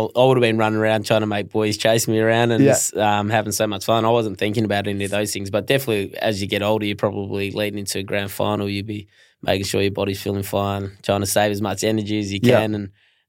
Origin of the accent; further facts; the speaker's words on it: Perth, Western Australia, Australia; moved away as an adult; also born or lived in Melbourne; I'm from Perth